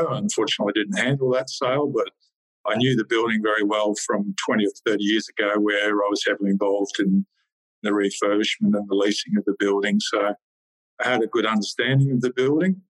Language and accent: English; Warwick, Queensland, Australia; also born or lived in northern New South Wales / Sydney; now in Canberra, Australia; I was born and bred in Queensland